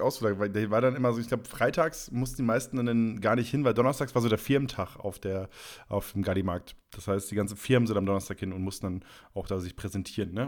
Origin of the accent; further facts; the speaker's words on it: Leer, Lower Saxony, Germany; moved away; in Leer, ähm, da wo ich herkomme